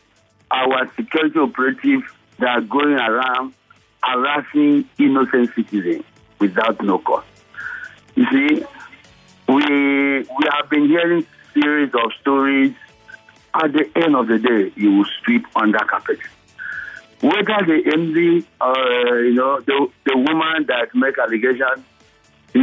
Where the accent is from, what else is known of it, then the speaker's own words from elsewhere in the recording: Niger Delta, Nigeria; I'm from Niger Delta as well.